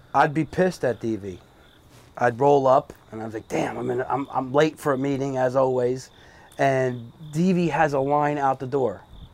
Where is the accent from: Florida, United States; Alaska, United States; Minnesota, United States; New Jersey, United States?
New Jersey, United States; Brick; moved away as an adult; now in Point Pleasant, United States; I grew up in Brick. I moved here 15 years ago, and I just fell in love with the town.